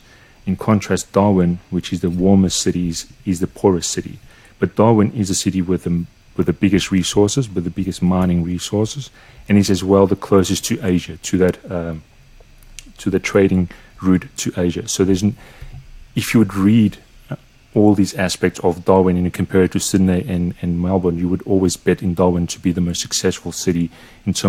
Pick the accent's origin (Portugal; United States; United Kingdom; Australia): Portugal; growing up in Portugal and growing through the crisis of 2001 and then 2008 and seeing how it affected Portugal